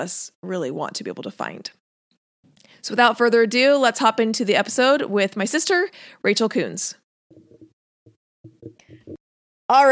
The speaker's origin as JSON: {"language": "English", "town": "Seattle", "region": "Washington", "country": "United States", "tie": "born or raised there", "said": "I grew up in Seattle, lived in Seattle, graduated from Seattle. That was all I ever knew"}